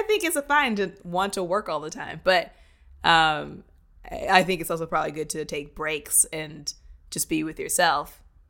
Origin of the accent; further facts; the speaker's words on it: Indiana, United States; also born or lived in Japan / Kentucky / Texas / Virginia; So like I was born in Japan, and then we moved to Kentucky, and then Texas, and then Virginia, and then California. And then my parents split, and I moved to Indiana and stayed there till 18.